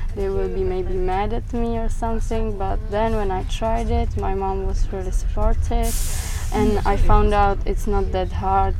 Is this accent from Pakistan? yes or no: no; Czechia; I'm from Czech Republic